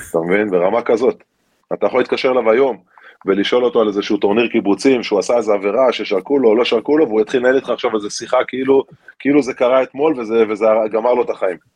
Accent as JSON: {"language": "Hebrew", "region": "Galilee", "country": "Israel", "tie": "born or raised there", "said": "אני לא חושב שיש לזה קשר אה, דווקא ל... אתה יודע, לזה שגדלתי בגליל. גדלתי בסביבה מאוד מאוד תחרותית ומאוד ספורטיבית."}